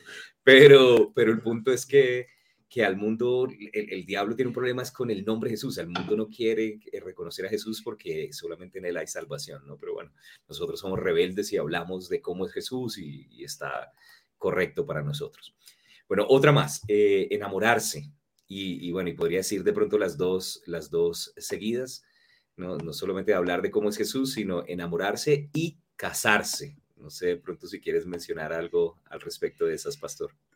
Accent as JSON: {"language": "Spanish", "region": "Norte de Santander", "country": "Colombia", "tie": "born or raised there", "also_born_or_lived": "San Cristóbal, Táchira, Venezuela / Cúcuta / Pamplona", "said": "Y crecí después en Colombia"}